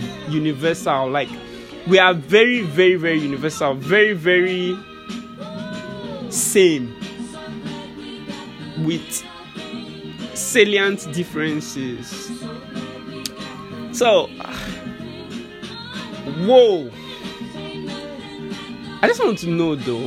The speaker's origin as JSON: {"language": "English", "country": "Nigeria"}